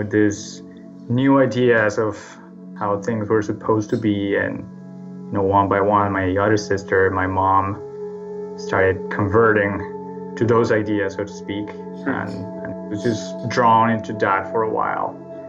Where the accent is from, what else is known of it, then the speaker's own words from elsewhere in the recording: Bogota, Colombia; moved away as an adult; also born or lived in Boston; I was born in Bogota in Colombia. Mm-hmm. And I was raised there until 2015 when I moved to Boston to start my PhD.